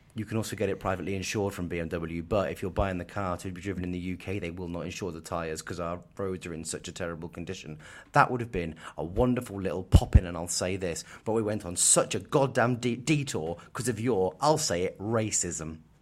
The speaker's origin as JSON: {"language": "English", "town": "Kettering", "region": "East Midlands", "country": "United Kingdom", "tie": "born or raised there", "moved": "yes", "said": "I was born in Kettering"}